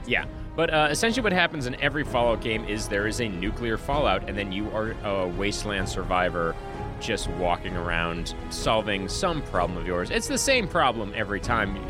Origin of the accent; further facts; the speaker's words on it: Boston, Massachusetts, United States; as a Bostonian